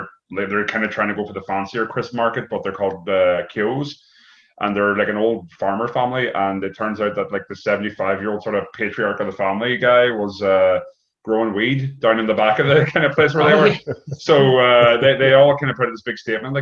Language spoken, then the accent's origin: English; Donegal, Ulster, Ireland; I'm from Donegal